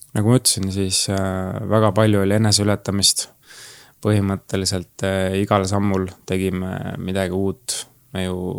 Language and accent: Estonian; Türi, Järva County, Estonia; tulen Türilt ja ma olen massöör